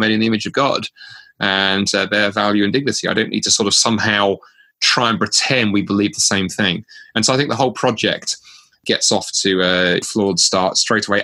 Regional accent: United Kingdom; moved away as an adult; now in Canada; as a Brit moving to Canada in 2010

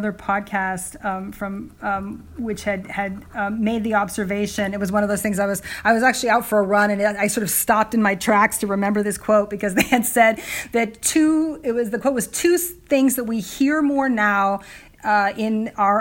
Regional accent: California, United States; I'm a Californian

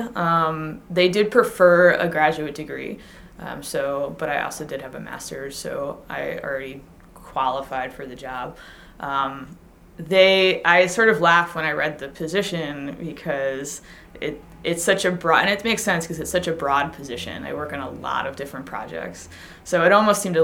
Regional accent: Long Island, New York, United States; I grew up on Long Island

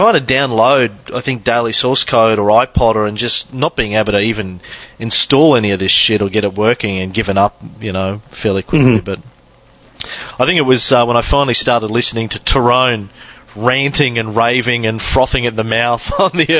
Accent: Australia; Being an Aussie who missed out on MTV

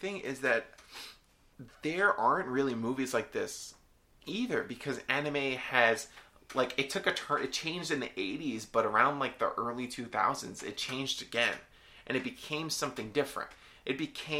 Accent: United States; as an American

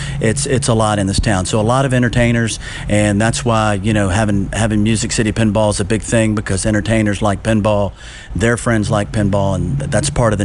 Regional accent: Nashville, Tennessee, United States; also born or lived in Chattanooga, Tennessee; I was born in Chattanooga, but lived in Nashville since I was 4 years old.

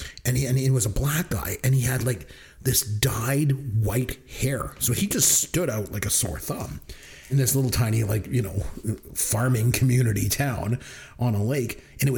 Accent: Port Elgin, Ontario, Canada; I grew up in Port Elgin, Ontario, a little tiny town that no one's ever heard of. It's a little bit of a tourist town over on the lake.

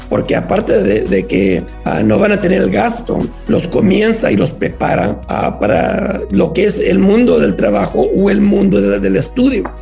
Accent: San Antonio, Texas, United States; moved away; En San Antonio, de donde vengo yo, tenemos 15 mil.

